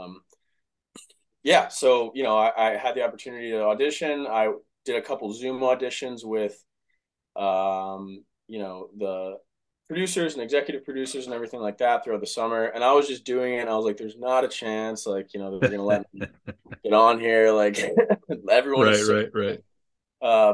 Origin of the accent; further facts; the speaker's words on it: Dallas, Texas, United States; moved away as an adult; also born or lived in Cleveland, Ohio / Philadelphia / Lake Forest, Illinois; I'm from Dallas, Texas originally. I, you know, I was born and raised there.